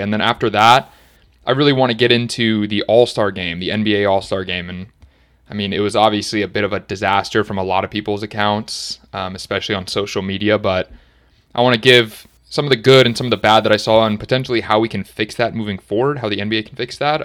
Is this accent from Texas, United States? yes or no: yes; Dallas, Texas, United States; I'm from Dallas, lived there my whole life